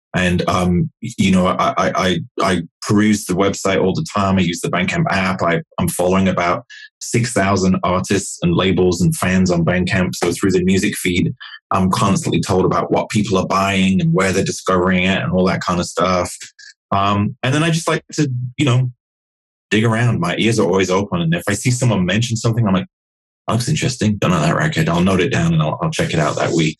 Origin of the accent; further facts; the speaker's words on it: Nottingham, East Midlands, United Kingdom; I grew up in Nottingham in in the middle of England